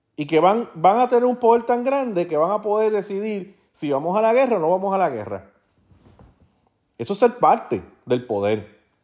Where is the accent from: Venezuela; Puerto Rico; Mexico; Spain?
Puerto Rico